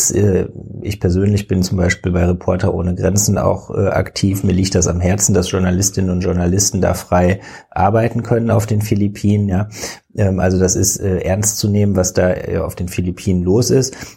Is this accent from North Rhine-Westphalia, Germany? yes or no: yes; Cologne, North Rhine-Westphalia, Germany; ich bin Kölner.